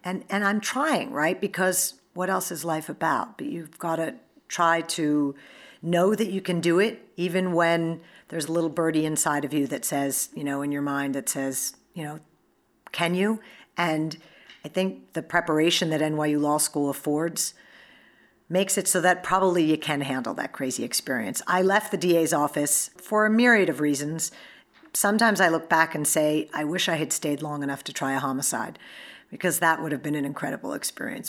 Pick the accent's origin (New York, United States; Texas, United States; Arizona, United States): New York, United States; I'm a New Yorker